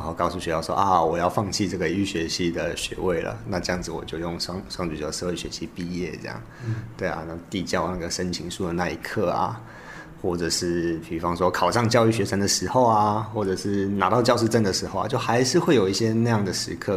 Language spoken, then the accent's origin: Chinese; Kinmen County, Taiwan; moved away as an adult; 我其实从小都在金门长大，那高中的时候是金门高中